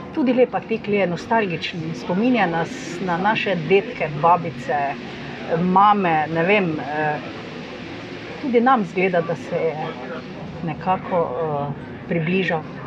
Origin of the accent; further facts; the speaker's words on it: Ormož, Slovenia; moved away as an adult; now in Maribor, Slovenia; prihajam iz Ormoža, oziroma iz okolice Ormoža.